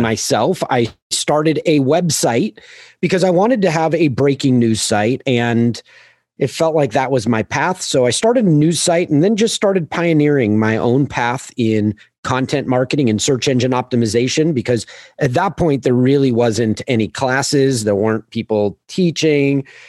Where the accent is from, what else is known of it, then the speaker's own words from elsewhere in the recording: Manhattan Beach, California, United States; I grew up in Manhattan Beach, Hermosa Beach, Southern California, just south of L